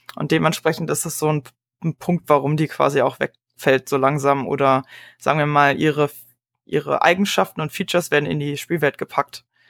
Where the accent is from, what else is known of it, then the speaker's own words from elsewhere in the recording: Berlin, Germany; ich komme ja aus Berlin